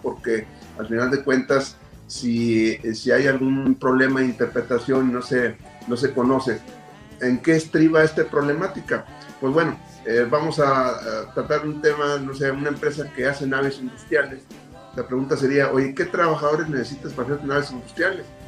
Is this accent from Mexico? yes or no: yes; Mexico; como buenos mexicanos acostumbrábamos